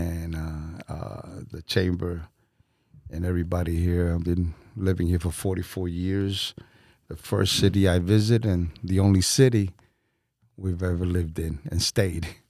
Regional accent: New York City, New York, United States; moved away as an adult; now in Winter Haven, United States; I was born and raised in New York, in Bronx, New York

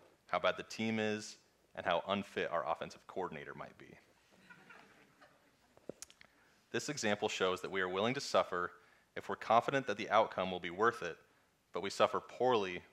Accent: Iowa, United States; I was born and raised in Iowa

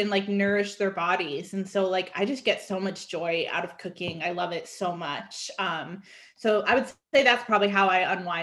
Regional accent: Connecticut, United States; now in Atlanta, United States; I grew up going to Vermont and Maine because I'm from Connecticut

